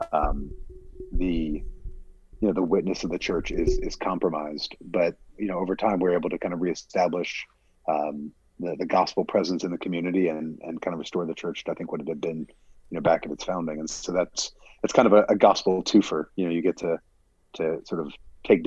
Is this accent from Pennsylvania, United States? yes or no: yes; Pennsylvania, United States; moved away as an adult; also born or lived in Washington, D.C.; now in Sterling, United States; After college, went up to Westminster Theological Seminary back in my hometown